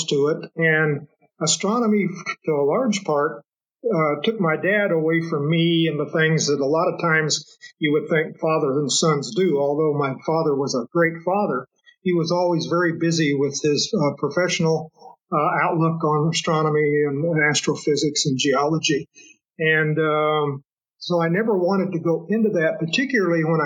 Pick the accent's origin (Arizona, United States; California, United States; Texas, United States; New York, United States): Arizona, United States; Flagstaff; I was born in Flagstaff, Arizona, when my dad was at Lowell Observatory